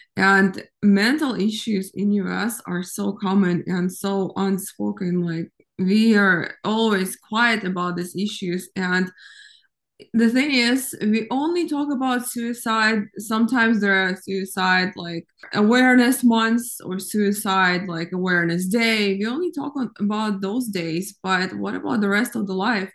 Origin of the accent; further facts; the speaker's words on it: Ukraine; now in United States; I grew up in Ukraine